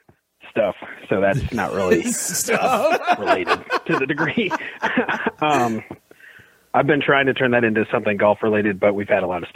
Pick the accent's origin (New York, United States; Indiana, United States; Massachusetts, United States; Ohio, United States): Ohio, United States; Norwalk; I'm from Norwalk, Ohio.